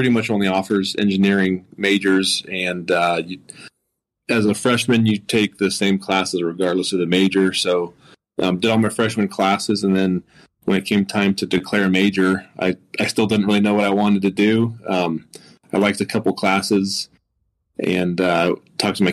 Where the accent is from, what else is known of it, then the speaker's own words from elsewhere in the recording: Conifer, Colorado, United States; now in Wyoming, United States; I grew up in a town called Conifer, Colorado